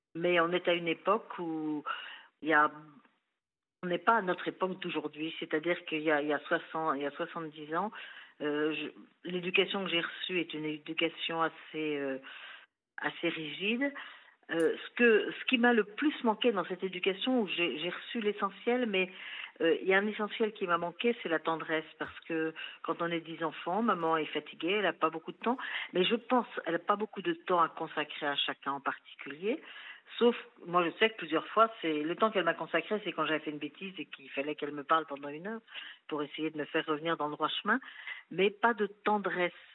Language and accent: French; Versailles, Île-de-France, France; born or raised there; also born or lived in Chambéry